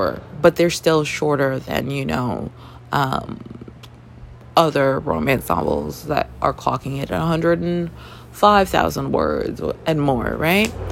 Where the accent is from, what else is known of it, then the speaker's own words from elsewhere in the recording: Toronto, Ontario, Canada; growing up in Toronto, Canada